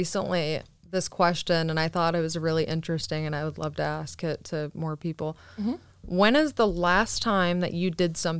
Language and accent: English; Michigan, United States; I'm from Michigan.